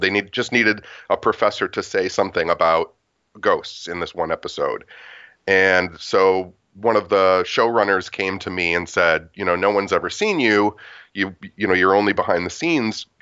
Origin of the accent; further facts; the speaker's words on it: Detroit, Michigan, United States; also born or lived in Royal Oak, Michigan; I was a punk rock kid growing up in Detroit.